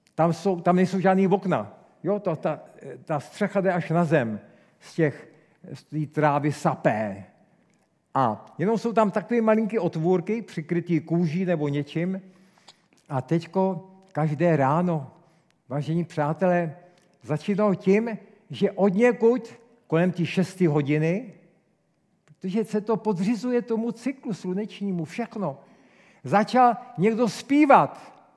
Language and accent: Czech; Czechia; jsem velký patriot, jsem velký Čech